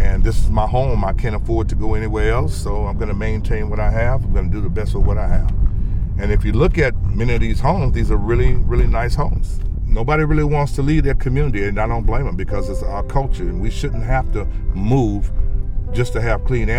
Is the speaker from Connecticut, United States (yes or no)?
no; Port Arthur, Texas, United States; moved away as an adult; also born or lived in California; my hometown and what people were dealing with and the number of people that I grew up